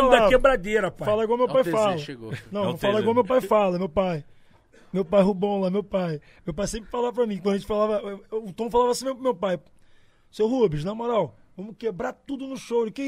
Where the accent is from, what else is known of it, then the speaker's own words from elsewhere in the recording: Campo Grande, Mato Grosso do Sul, Brazil; Campo Grande, mano.